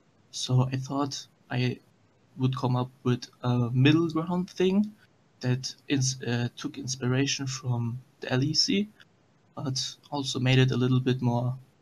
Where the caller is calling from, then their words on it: Cologne, North Rhine-Westphalia, Germany; I'm actually calling from Cologne, Germany.